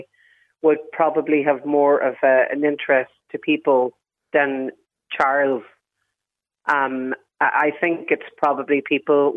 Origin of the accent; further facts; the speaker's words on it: Ireland; we are Irish